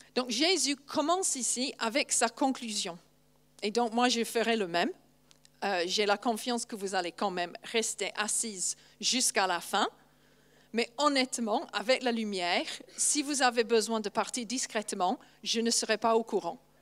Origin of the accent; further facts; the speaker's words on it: England, United Kingdom; first language English; French is a second language; moved away; je suis anglaise